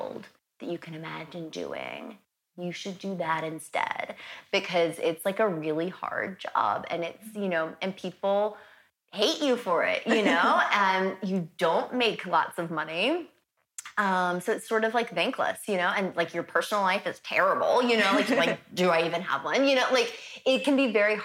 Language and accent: English; the South, United States; I'm from the South